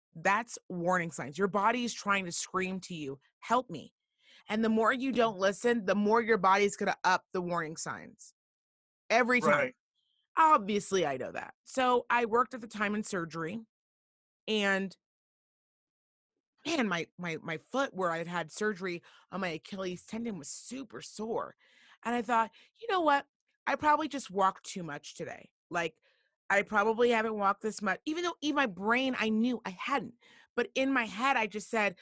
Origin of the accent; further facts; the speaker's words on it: Reno, Nevada, United States; I'm from Reno, Nevada